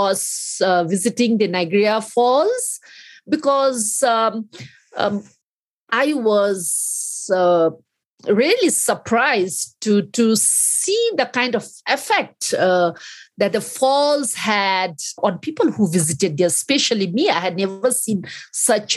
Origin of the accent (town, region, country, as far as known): Bhutan